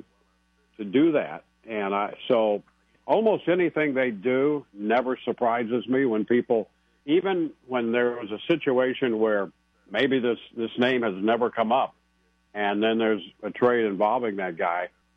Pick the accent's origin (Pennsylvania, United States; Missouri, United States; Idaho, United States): Missouri, United States; Advance; moved away; I was born in Advance